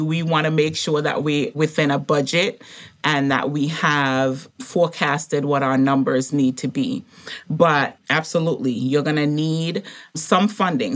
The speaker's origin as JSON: {"language": "English", "country": "Montserrat", "tie": "born or raised there", "moved": "yes", "lives_now": "United States", "said": "I grew up in the Caribbean, and so he was the chief pharmacist on the little island that I grew up on, um, Montserrat"}